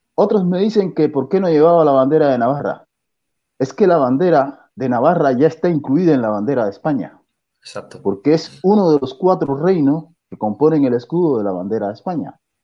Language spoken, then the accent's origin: Spanish; Cuba; moved away as an adult; now in Spain; yo soy cubano